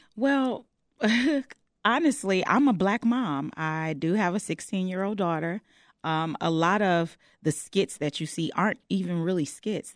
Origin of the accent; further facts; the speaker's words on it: Chicago, Illinois, United States; I'm born and raised on the West Side of Chicago.